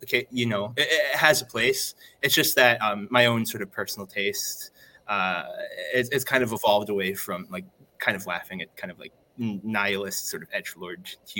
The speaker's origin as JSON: {"language": "English", "country": "Belgium", "tie": "born or raised there", "moved": "yes", "said": "my hometown in Belgium"}